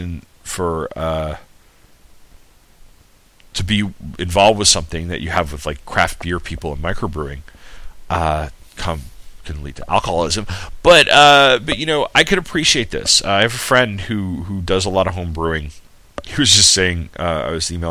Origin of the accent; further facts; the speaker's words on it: Sayville, New York, United States; moved away; I'm from Sayville, New York, and Blue Point's two towns over